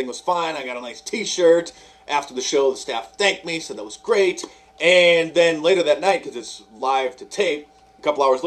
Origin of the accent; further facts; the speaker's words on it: United States; I'm an American